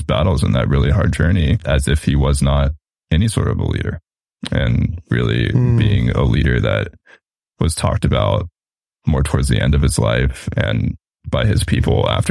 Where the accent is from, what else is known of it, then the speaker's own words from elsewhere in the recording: California, United States; I grew up in California, and this is Native American indigenous land that we're on